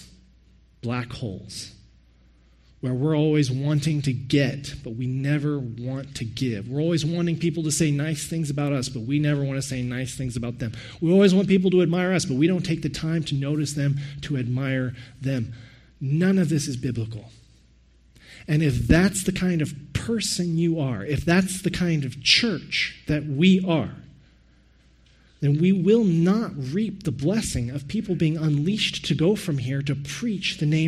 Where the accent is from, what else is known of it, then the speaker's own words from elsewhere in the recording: Texas, United States; moved away as an adult; now in Canada; I'm from Texas.